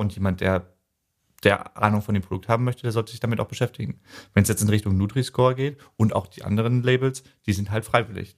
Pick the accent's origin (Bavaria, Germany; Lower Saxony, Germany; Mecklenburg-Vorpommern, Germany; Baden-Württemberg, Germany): Mecklenburg-Vorpommern, Germany; Neubrandenburg; ich stamme gebürtig aus Neubrandenburg